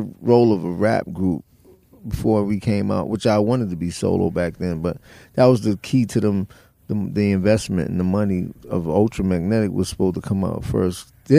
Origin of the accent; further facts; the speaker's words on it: New York City, New York, United States; moved away; We grew up in the Bronx, up in the South Bronx area